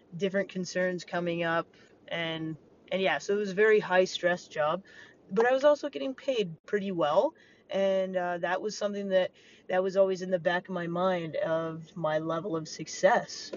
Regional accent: Montana, United States; growing up in Montana as a kid

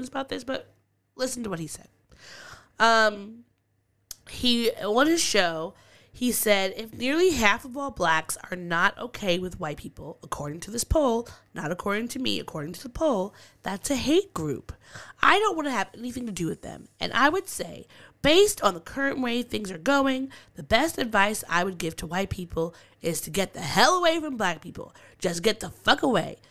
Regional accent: Long Island, New York, United States; now in New York City, United States; I'm from Long Island. Long Island is extremely racist. My mom was called a nigger bitch one time when I was, like, 5 or 6, just in Amityville

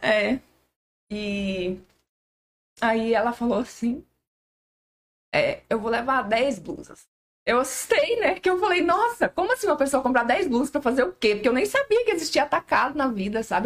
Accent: Nazário, Goiás, Brazil; eu sou de Nazário

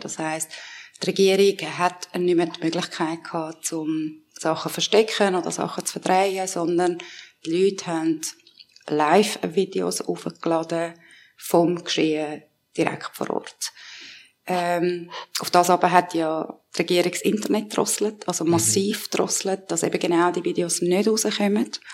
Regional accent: Switzerland; also born or lived in Iran; ich bin da aufgewachsen, ich habe beides in mir drinnen

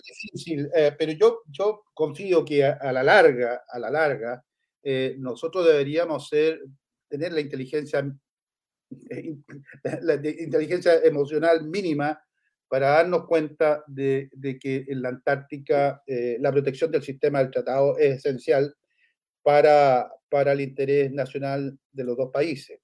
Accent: Chile

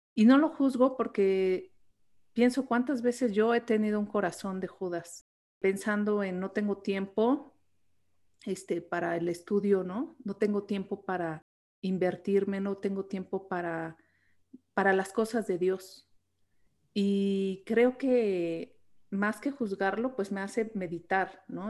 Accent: Mexico; aquí en México

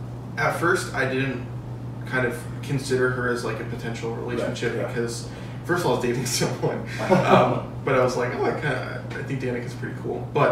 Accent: Illinois, United States; also born or lived in Seattle, Washington / Indiana / Bloomington-Normal, Illinois; But then my family moved to Indiana, and then we moved to Illinois. And so then I grew up in the suburbs.

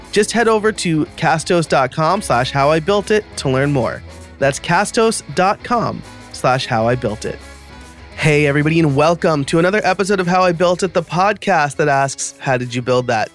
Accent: New York, United States; I was born and raised in New York, so I'm a New York sports fan

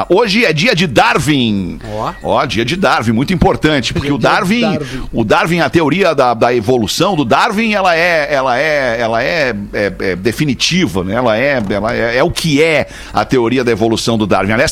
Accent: Porto Alegre, Rio Grande do Sul, Brazil; now in Rio de Janeiro, Brazil; sou gaúcho, eu sou do Menino Meu Deus.

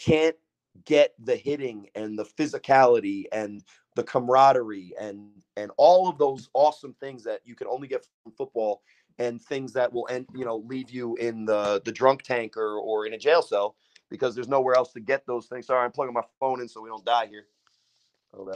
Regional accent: Sayreville, New Jersey, United States; I'm from Sayreville

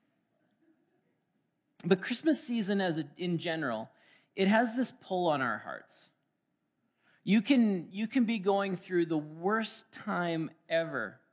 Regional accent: Alberta, Canada; moved away as an adult; now in Manitoba, Canada; That's how you know I'm from Alberta. I said, boy, howdy.

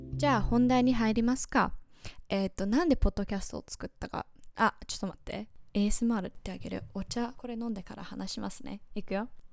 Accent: United States; Japanese is a second language; now in Japan; アジア系アメリカ人なんですけど今は日本に住んでいます

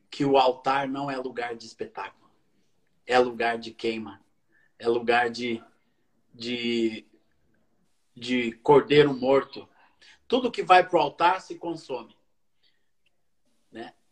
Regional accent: Coronel Fabriciano, Minas Gerais, Brazil; eu sou é de Coronel Fabriciano

